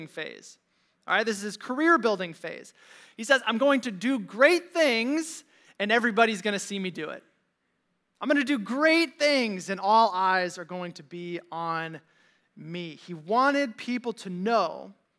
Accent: Valparaiso, Indiana, United States; my friends from Valpo High

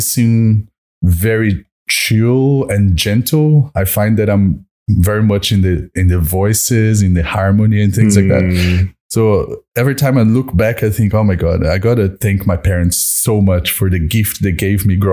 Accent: Brazil; moved away as an adult; also born or lived in Washington, D.C., United States; now in Melbourne, Australia; Brazilian, born and raised

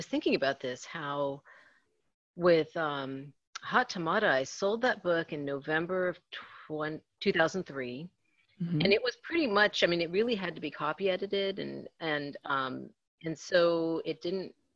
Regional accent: National City, California, United States; That's my hometown.

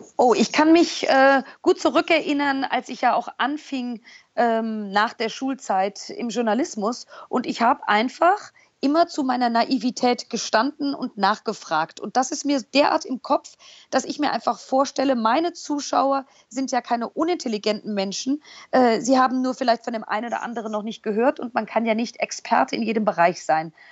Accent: Germany; also born or lived in New York; als Deutsche

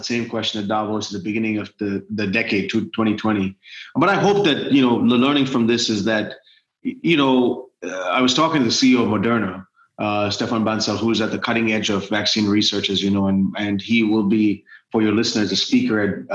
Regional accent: India; now in United States; as an American, because that's who I'm a citizen of the United States now, but also as an Indian

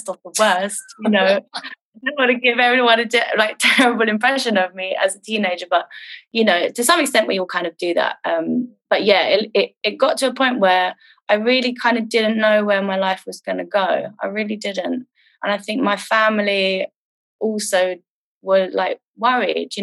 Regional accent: London, United Kingdom; I grew up in London. North London.

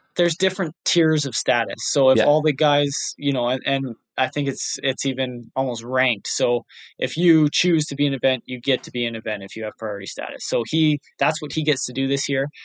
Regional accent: Canada; We are Canadian. Our heritage, however, is Scottish

